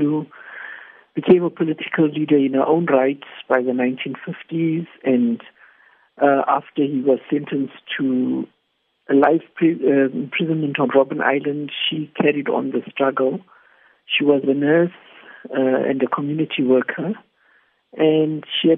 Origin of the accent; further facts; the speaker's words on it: Zimbabwe; moved away as an adult; now in South Africa; I come from Zimbabwe